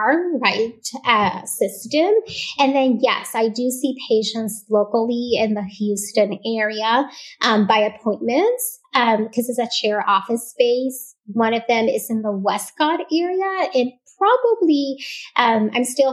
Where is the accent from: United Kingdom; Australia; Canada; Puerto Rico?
Puerto Rico; first language Spanish; English is a second language; moved away as an adult; now in Texas, United States; I am born and raised in Puerto Rico. My first language is Spanish